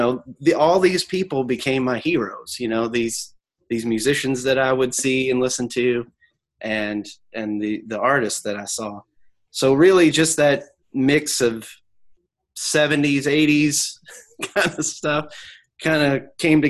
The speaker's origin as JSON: {"language": "English", "region": "Kentucky", "country": "United States", "tie": "born or raised there", "said": "I grew up in Kentucky"}